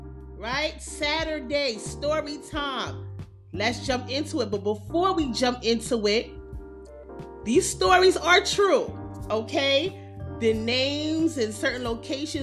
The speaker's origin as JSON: {"language": "English", "town": "New York City", "region": "New York", "country": "United States", "tie": "born or raised there", "said": "I grew up in New York City in the 80s and the 90s"}